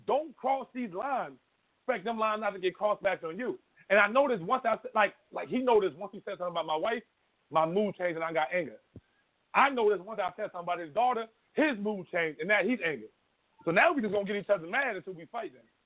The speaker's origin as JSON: {"language": "English", "town": "Philadelphia", "region": "Pennsylvania", "country": "United States", "said": "I'm from North Philly"}